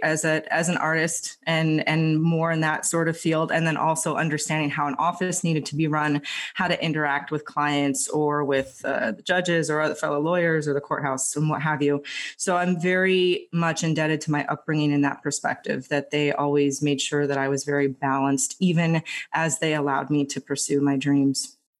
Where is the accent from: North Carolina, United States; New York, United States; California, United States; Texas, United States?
California, United States; Los Angeles; moved away as an adult; now in Philadelphia, United States; I'm originally from Los Angeles